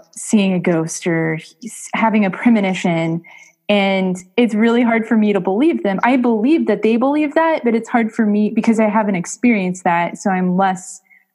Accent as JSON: {"language": "English", "town": "Springfield", "region": "Missouri", "country": "United States", "said": "I'm not from St. Louis. I'm from Springfield, Missouri"}